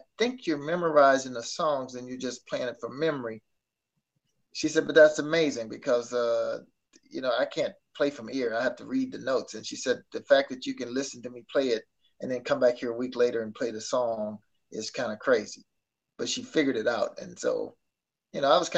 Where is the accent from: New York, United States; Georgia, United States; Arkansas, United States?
Arkansas, United States; moved away; I'm back in my hometown, you know, where it all started